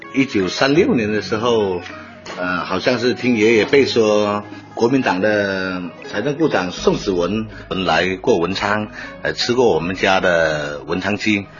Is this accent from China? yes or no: yes; Wenchang, Hainan, China; 所以我们老家那条街以前的时候也叫沿江街，现在也叫沿江街